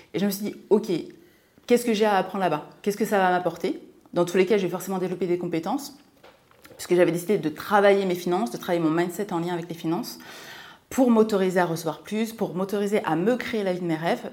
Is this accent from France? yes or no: yes; a small village in Seine-et-Marne, Île-de-France, France; also born or lived in Martinique; Je suis originaire de Martinique, voilà tout simplement. Et j'ai grandi dans un petit village de Seine-et-Marne